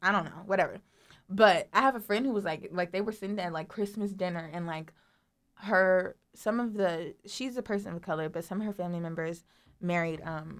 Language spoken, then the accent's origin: English; Los Angeles, California, United States; growing up in Watts, it's an area that used to be predominantly black.